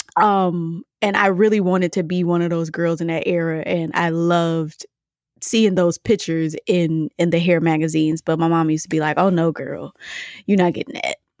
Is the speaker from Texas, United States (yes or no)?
no; Michigan, United States; now in DMV area (Washington, D.C. metro), United States; I'm from Michigan